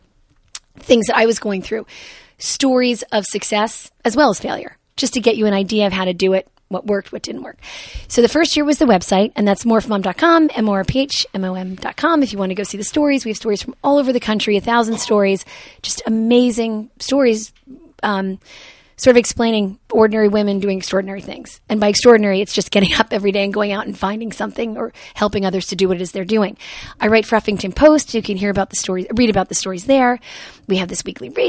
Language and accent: English; Jersey City, New Jersey, United States; I grew up in Jersey City.